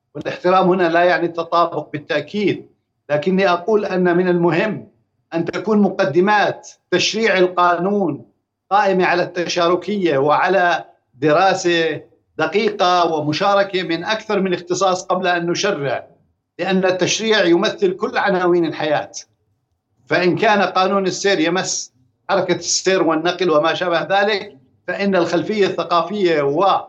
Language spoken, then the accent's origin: Arabic; Jordan